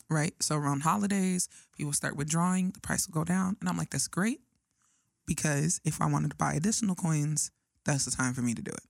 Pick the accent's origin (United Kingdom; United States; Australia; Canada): United States; Phoenix, Arizona; I was in the Boys and Girls Club in Phoenix, Arizona